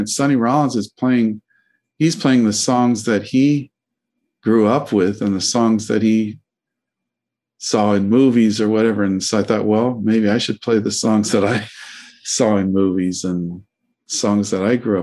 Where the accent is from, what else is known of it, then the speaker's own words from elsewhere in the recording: Denver, Colorado, United States; I grew up in Denver